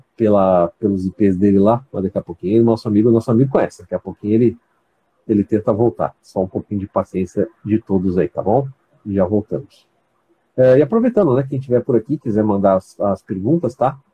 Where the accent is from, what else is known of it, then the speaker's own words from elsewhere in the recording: São Paulo, Brazil; moved away as an adult; now in Campos dos Goytacazes, Brazil; eu também sou paulista, tá? Eu sou da capital aí, do bairro do Ipiranga, mas eu moro aqui, já estou morando aqui já tem mais ou menos doze anos